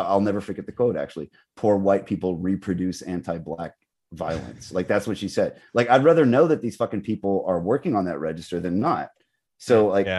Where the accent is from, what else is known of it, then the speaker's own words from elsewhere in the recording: the South, United States; I'm from the South